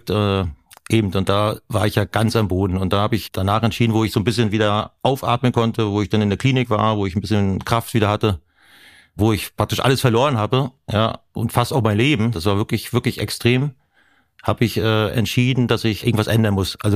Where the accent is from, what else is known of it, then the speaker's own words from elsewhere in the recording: Mecklenburg-Vorpommern, Germany; weil Privatsphäre äh, bin ich als Mecklenburger.